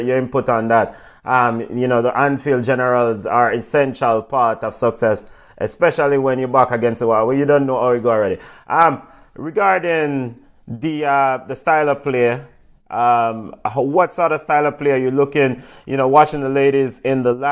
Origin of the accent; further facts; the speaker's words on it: Jamaica; we are Jamaican